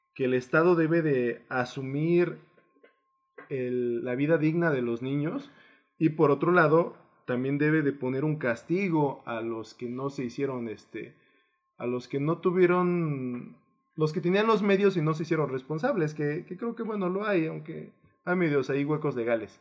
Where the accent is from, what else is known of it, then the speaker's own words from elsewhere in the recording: Guerrero, Mexico; yo vengo del estado de Guerrero